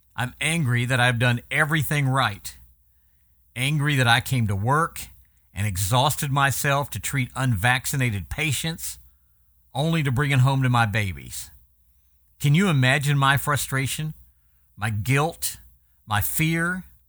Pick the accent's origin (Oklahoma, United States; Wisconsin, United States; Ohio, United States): Oklahoma, United States; my hometown in Oklahoma